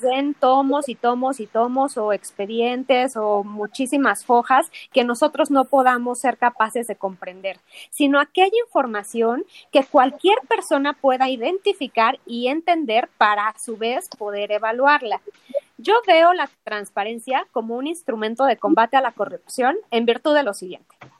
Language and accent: Spanish; Mexico; nosotros como mexicanos